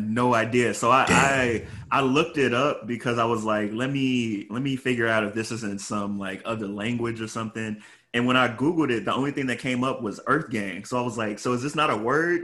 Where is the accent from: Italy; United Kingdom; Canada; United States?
United States; Chicago, Illinois; I'm from Chicago